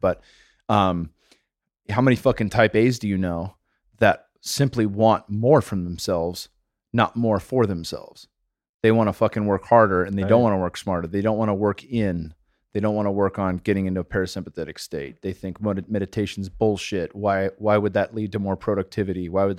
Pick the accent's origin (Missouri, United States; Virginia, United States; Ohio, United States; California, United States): California, United States; So I'm from the Bay Area. I'm allowed to say this.